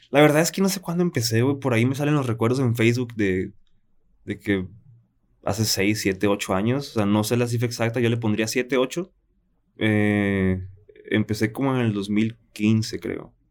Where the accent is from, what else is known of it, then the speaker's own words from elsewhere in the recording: Guadalajara, Jalisco, Mexico; born there; also born or lived in Tijuana; No, yo nací en Guadalajara.